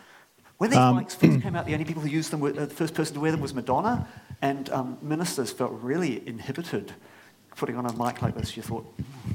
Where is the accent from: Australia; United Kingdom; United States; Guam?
Australia; now in New Zealand; I was born in Australia, which I don't always wear on my sleeve in New Zealand.